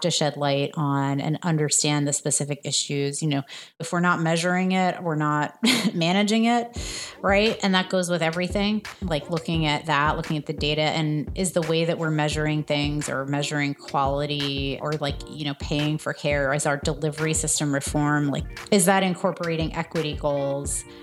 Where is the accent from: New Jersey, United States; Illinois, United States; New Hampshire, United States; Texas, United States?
New Jersey, United States; also born or lived in France; I grew up in New Jersey in the suburbs, but I was actually born in France